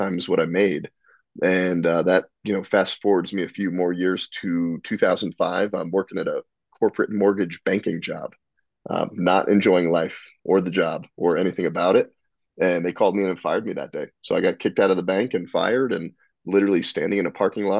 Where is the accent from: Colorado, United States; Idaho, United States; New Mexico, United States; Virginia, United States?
Colorado, United States; Northern; also born or lived in New Jersey; I was born and raised in New Jersey till I was 10. And then we moved out to Northern Colorado.